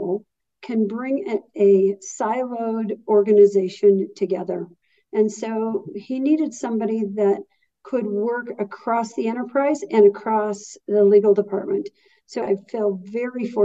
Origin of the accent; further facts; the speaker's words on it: Boulder, Colorado, United States; moved away as an adult; also born or lived in Santa Barbara, California; I was born and raised in Boulder, Colorado